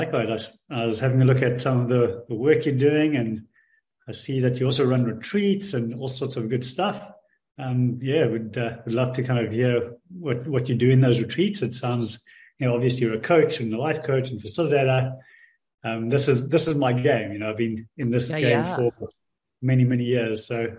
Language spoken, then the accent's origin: English; South Africa; accent: Australian; also born or lived in Australia / Bali; now in Indonesia; Africa. South Africa is origination, but it's been going on 20-odd years that I've since been there. I've spent 10 years in Australia and the last 10 years in Bali.